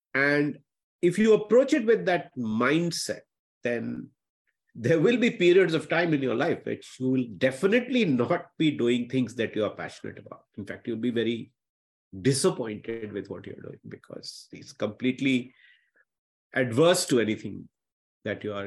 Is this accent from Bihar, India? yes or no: yes; Patna, Bihar, India; I'm still the boy from the small town. Uh, I grew up in Patna